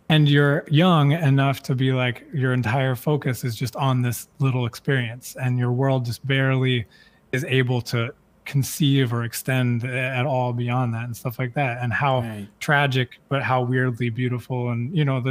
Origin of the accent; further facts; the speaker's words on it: the South, United States; growing up in the South and growing up in the United States